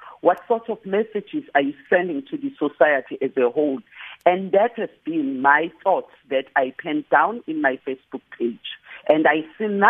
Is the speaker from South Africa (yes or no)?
yes; KwaZulu-Natal, South Africa; I am from KwaZulu-Natal